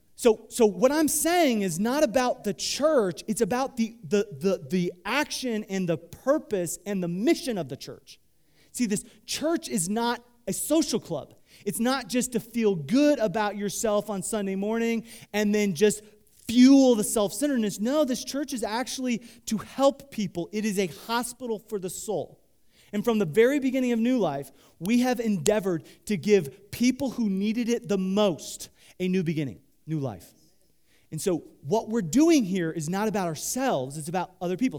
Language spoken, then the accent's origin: English; Midwest, United States; I grew up in the Midwest